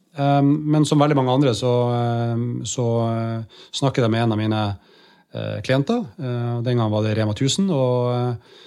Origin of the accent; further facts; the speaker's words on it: Bodø, Nordland, Norway; moved away; Det kunne vi ikke i Bodø